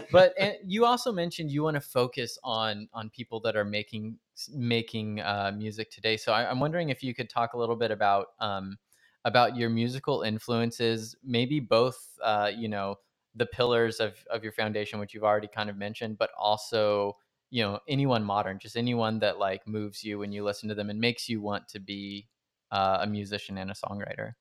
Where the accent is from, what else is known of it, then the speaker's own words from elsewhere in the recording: Stockton, California, United States; I grew up in Stockton